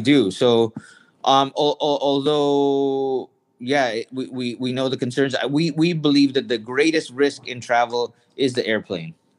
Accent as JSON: {"language": "English", "country": "Canada", "tie": "born or raised there", "said": "I grew up in Canada"}